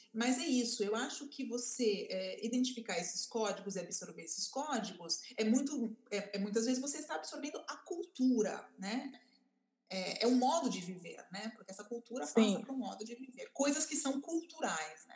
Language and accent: Portuguese; Brazil; moved away; also born or lived in Italy; eu era brasileira